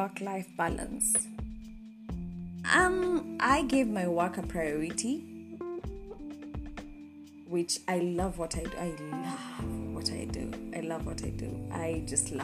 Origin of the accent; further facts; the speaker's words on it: Nairobi, Kenya; I was raised in Dandora